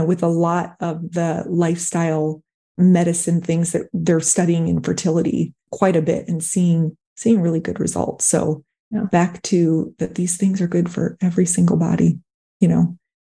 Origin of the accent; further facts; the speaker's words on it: Michigan, United States; If I grew up in Michigan, and I think that, so it was cold, but my mom would go out and walk with her friend. It was a small town